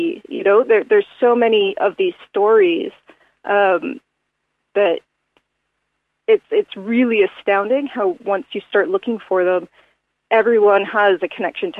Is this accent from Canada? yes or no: yes; Canada; because I came from Canada, where I sustained my roller derby injury. I also grew up in the ice hockey community.